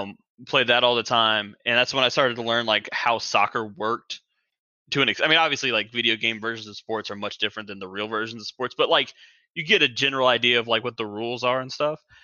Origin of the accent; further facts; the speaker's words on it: Charlotte, North Carolina, United States; I'm born and raised in Charlotte